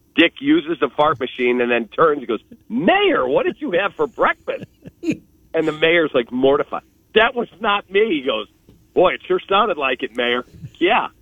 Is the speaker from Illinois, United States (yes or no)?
yes; Skokie, Illinois, United States; I grew up in Skokie, Illinois.